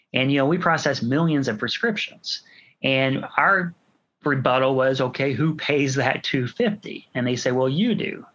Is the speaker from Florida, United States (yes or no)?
no; Washington, Indiana, United States; Washington's my is my hometown